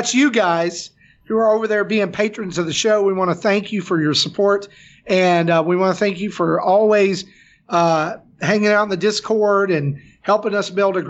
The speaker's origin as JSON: {"language": "English", "region": "the South", "country": "United States", "said": "I'm from the South"}